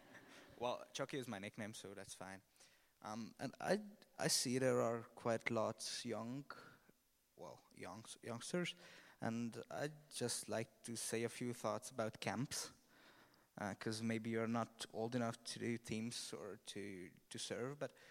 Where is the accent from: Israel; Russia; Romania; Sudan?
Romania; I am from Romania. So